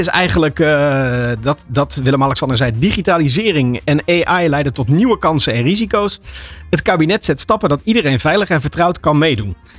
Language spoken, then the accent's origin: Dutch; Netherlands; voor ons als Nederlanders